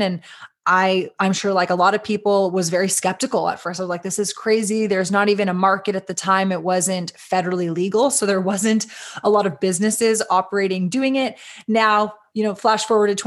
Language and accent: English; Austin, Texas, United States; We are based in Austin, Texas, which is my hometown